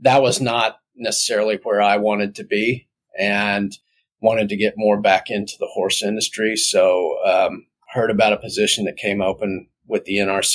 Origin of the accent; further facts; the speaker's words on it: North Texas, United States; I grew up here in North Texas and deeply involved in the horse industry